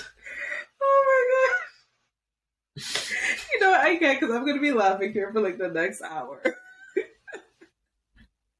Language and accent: English; Canada; we are Canadian